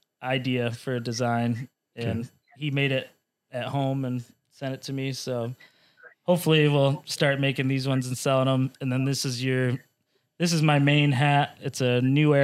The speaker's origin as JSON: {"language": "English", "town": "Harrison", "region": "Michigan", "country": "United States", "said": "I'm from Harrison"}